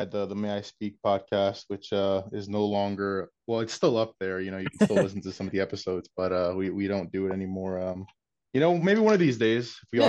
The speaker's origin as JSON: {"language": "English", "town": "Philadelphia", "region": "Pennsylvania", "country": "United States", "tie": "born or raised there", "said": "Especially where I grew up, you know, in North Philly, it was just like all Eagles fandom."}